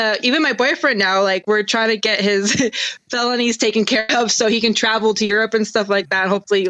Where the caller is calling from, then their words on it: California, United States; I'm in the Bay Area